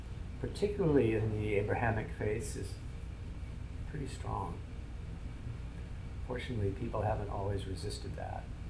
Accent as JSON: {"language": "English", "town": "Hillsborough", "region": "California", "country": "United States", "said": "my family home in Hillsborough"}